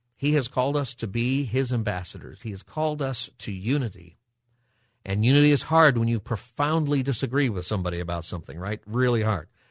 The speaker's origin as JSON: {"language": "English", "town": "Palmdale", "region": "California", "country": "United States", "tie": "born or raised there", "said": "I grew up in Palmdale."}